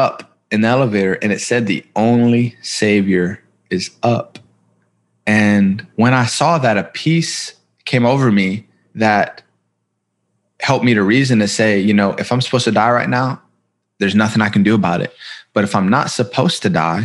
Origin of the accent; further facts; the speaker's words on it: Columbus, Ohio, United States; I was born in Columbus, Ohio. I come from a pretty broken home.